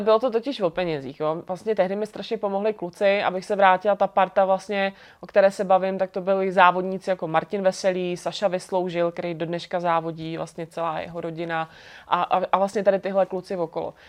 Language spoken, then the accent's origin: Czech; Brno, South Moravian Region, Czechia; moved away as an adult; now in Prague, Czech Republic; jsem z Brna